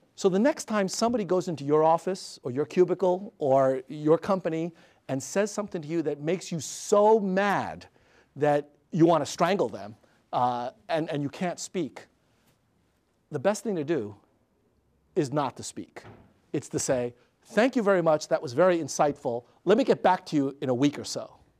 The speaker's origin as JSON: {"language": "English", "town": "New York City", "region": "New York", "country": "United States", "tie": "born or raised there", "said": "When I was six years old, growing up in Queens, New York"}